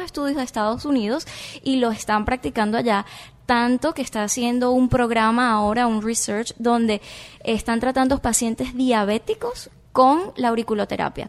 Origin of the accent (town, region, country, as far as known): Venezuela; now in Miami, United States